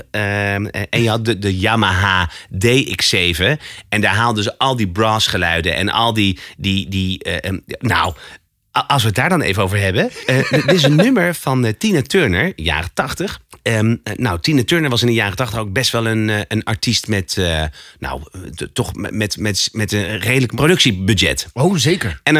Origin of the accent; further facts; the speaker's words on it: Alphen aan den Rijn, South Holland, Netherlands; bij ons in Al van de Rijn